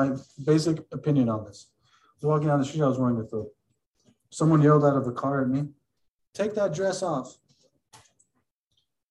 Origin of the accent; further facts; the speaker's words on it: United States; I have no doubt that I'm an American. I have no doubt. Like, and most of us who are born and raised here